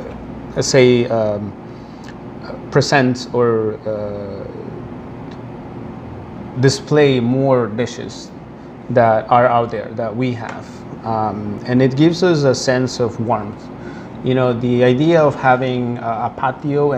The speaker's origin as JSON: {"language": "English", "town": "New York City", "region": "New York", "country": "United States", "said": "I'm a New Yorker"}